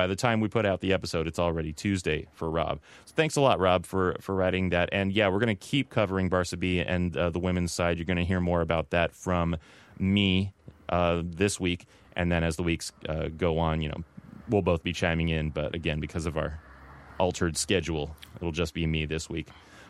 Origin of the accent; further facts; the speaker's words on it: Southern California, United States; I'm from Southern California. I was raised to be a Dodger fan.